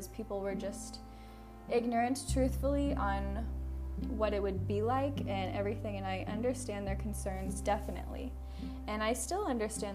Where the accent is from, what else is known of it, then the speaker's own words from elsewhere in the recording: Iowa, Missouri area, Midwest, United States; moved away as an adult; now in Thailand; I grew up in rural America in the US, Iowa, Illinois, Missouri area, the Midwest